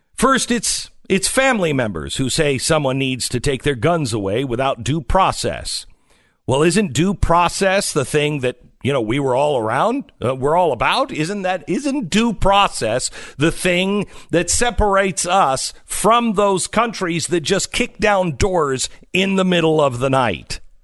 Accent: Mount Vernon, Washington, United States; moved away; my hometown of Mount Vernon, Washington

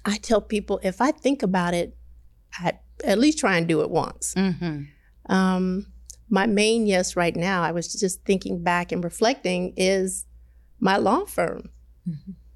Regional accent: Detroit, Michigan, United States; also born or lived in Midwest; I grew up in Detroit. I moved around the Midwest

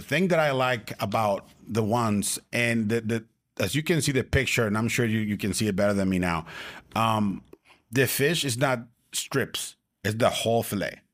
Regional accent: Tijuana, Baja California, Mexico; I'm from Tijuana

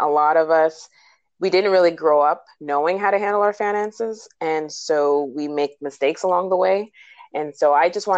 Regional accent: Montreal, Quebec, Canada; first language English; moved away as an adult; also born or lived in New Jersey; now in United States; I'm originally from Montreal, Canada, and I got licensed there. And then I moved to the States about 11 or 12 years ago

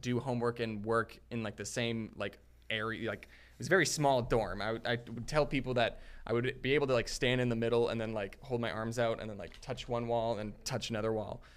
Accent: Arizona, United States; moved away as an adult; also born or lived in Utah; I grew up in Arizona

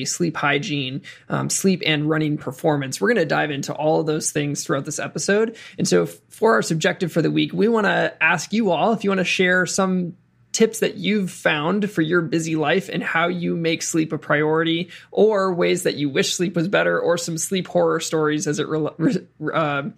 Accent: Wisconsin, United States; I'm from Wisconsin, did my undergraduate at the University of Wisconsin

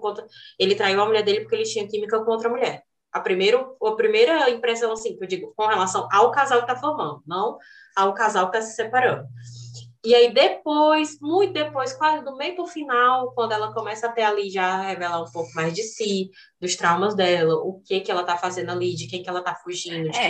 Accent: Northeast Region, Brazil; eu, nordestina

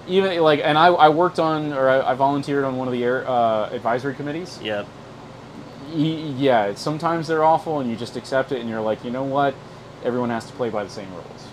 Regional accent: South Carolina, United States; I'm from South Carolina

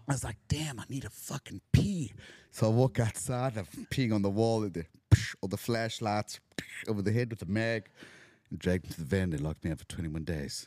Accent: South Africa; moved away as an adult; now in Los Angeles, United States; I'm from Africa

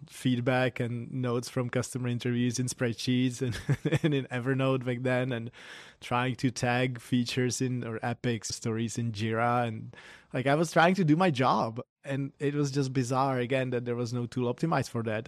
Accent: Prague, Czechia; moved away as an adult; also born or lived in Berkeley, California; now in Silicon Valley, United States; I'm from Prague, the Czech Republic originally.

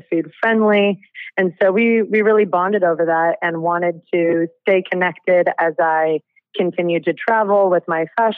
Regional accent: Napa, California, United States; growing up in Napa

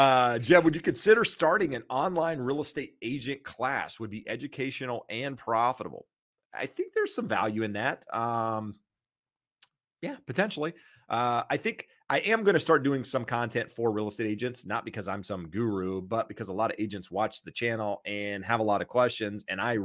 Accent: Kinston, North Carolina, United States; From a small town, Kinston.

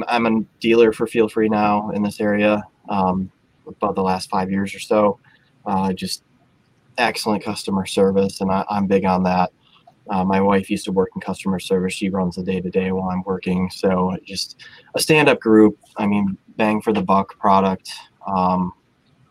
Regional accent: near Madison, Southwest Wisconsin, United States; moved away as an adult; now in Spring Valley, United States; I grew up down in Southwest Wisconsin, down by Madison, kind of the Driftless area.

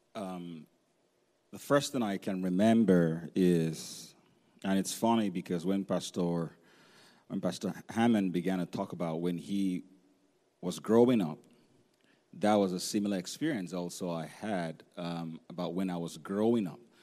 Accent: Nigeria; when we were growing up in Nigeria

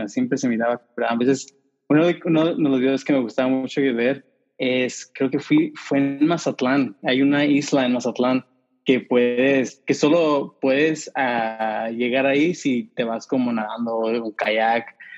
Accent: San Diego, California, United States; accent: pocho; yo nací aquí en San Diego y si ah, escuchan mi acento pueden, pueden detectar que soy medio pocho

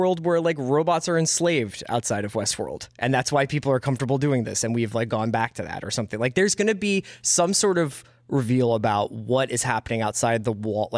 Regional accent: Philadelphia, Pennsylvania, United States; I'm 38 years old, and I'm from Philadelphia, Pennsylvania

